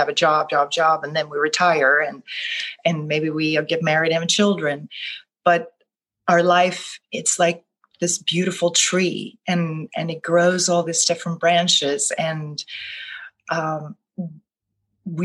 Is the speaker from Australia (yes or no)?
no; Gothenburg, Västra Götaland, Sweden; English is a second language; moved away as an adult; also born or lived in New York City; now in New Orleans, United States; I live in the United States now, in New Orleans, but I was born and raised in Gothenburg, Sweden.